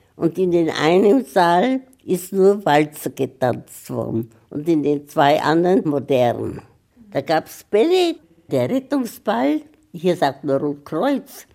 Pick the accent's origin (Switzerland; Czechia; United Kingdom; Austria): Czechia; Brno, South Moravian Region; moved away as an adult; now in Memmingen, Germany; Groß geworden bin ich in der Tschechei. Und das war damals, also wo ich geboren worden bin, das war 1915.